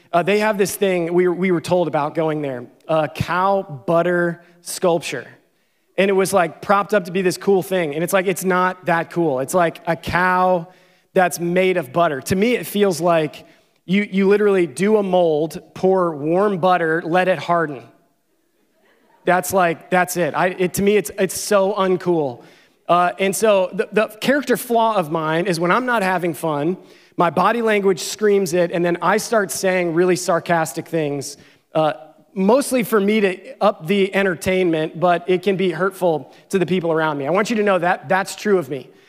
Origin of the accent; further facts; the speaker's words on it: Pennsylvania, United States; I think 17 hours from where I grew up in Pennsylvania.